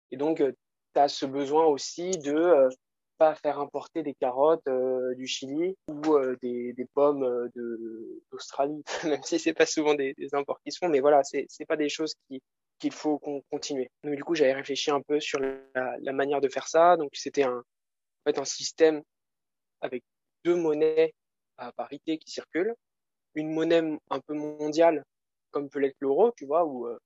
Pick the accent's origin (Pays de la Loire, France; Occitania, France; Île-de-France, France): Pays de la Loire, France; Angers; moved away as an adult; now in Paris, France; j'ai 22 ans. je suis originaire d'Angers, mais là, je, suis à Paris où je fais mes études à l'ESCP.